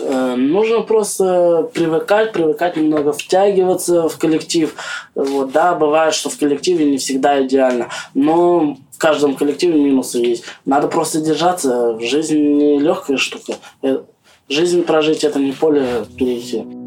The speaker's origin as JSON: {"language": "Russian", "town": "Belovo", "region": "Kemerovo Oblast", "country": "Russia", "moved": "as an adult", "lives_now": "Moscow, Russia", "said": "Я Кемеровская область, город Белова"}